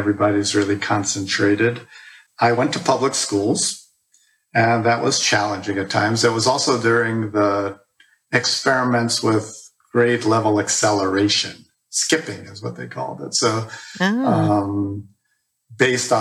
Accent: New York City, New York, United States; moved away as an adult; also born or lived in Ithaca, New York; I was born and raised in the Bronx, New York, with one older sister.

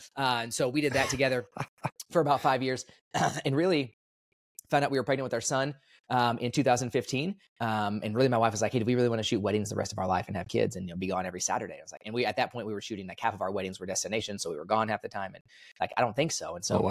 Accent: Dallas, Texas, United States; also born or lived in Kansas; So I was born in Kansas, but I only lived there for about a week or so. So I don't really claim Kansas. I came to Texas after that, and I've been in Texas my whole life. So Dallas area mostly

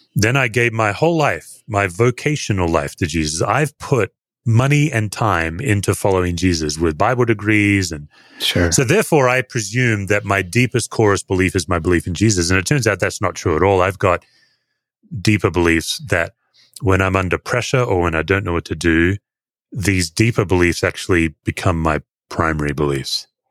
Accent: Australia; I'm an Australian. I'm not uh, American, and Aussies, as a general statement, we we all work hard to look relaxed

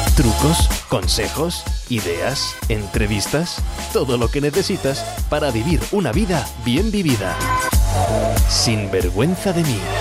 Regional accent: Madrid, Community of Madrid, Spain; Yo soy pues de Madrid

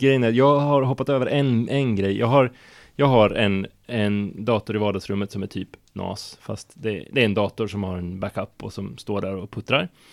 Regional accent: Hardemo, Örebro County, Sweden; kommer från en liten by utanför Örebro utanför Kumla som heter Hardemo

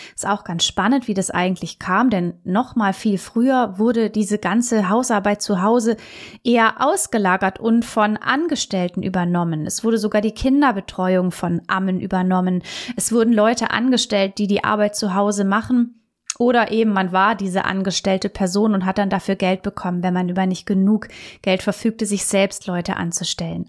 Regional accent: Germany; hier bei uns in Deutschland

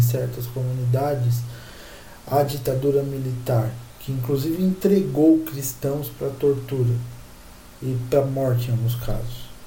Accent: Brazil

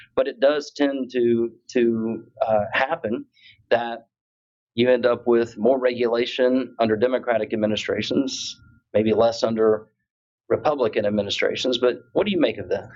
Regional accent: Tampa, Florida, United States; Last year it was in Tampa in December of 2022, my hometown.

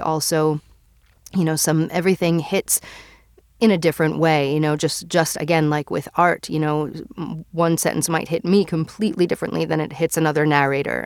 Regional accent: New York, United States; moved away; I'm originally from New York

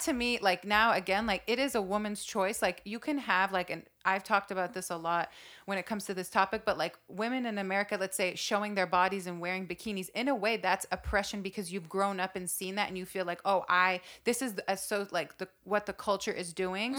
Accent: Saudi Arabia; I grew up in Saudi Arabia, which is one of the strictest Muslim countries

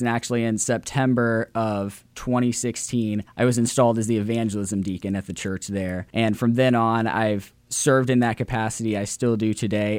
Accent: Central Illinois, United States; moved away as an adult; now in Indiana, United States; I was born and raised in Central Illinois, raised by a single mother

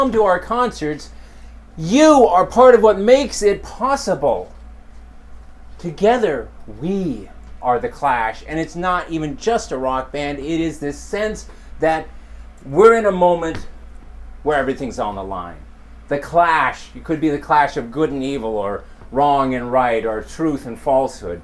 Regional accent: rural Montana, United States; moved away; I grew up on a farm and ranch in rural Montana

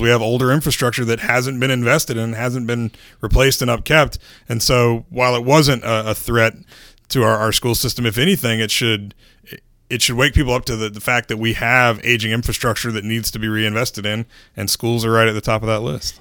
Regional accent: Winston-Salem, North Carolina, United States; you and I are both natives of North Carolina. I'm from Winston-Salem.

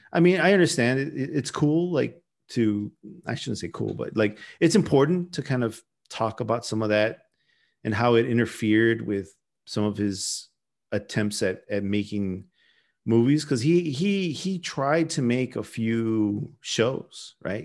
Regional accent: United States; I'm an American

